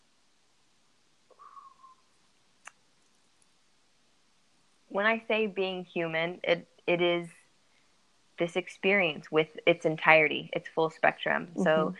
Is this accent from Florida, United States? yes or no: no; San Diego, California, United States; I'm from San Diego, California.